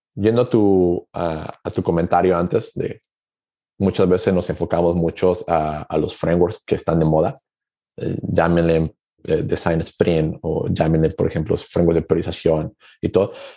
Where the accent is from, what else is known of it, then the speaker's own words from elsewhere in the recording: Aguascalientes, Mexico; Yo soy originario de México, de una ciudad llamada Aguascalientes